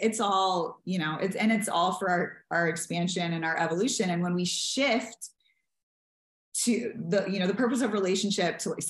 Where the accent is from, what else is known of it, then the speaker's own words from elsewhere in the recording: the South, United States; I promised this person and I wanted to honor the vows and I'm from the South and da da da.